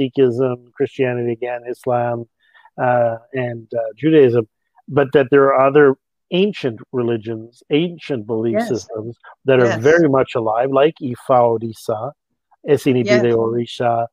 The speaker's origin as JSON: {"language": "English", "country": "Canada", "also_born_or_lived": "France", "said": "in Canada, we are a country of immigrants"}